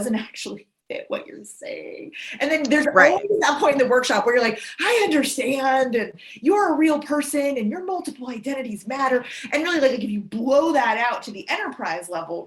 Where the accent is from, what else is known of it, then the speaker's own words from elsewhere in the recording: East Coast, United States; I was born in the East Coast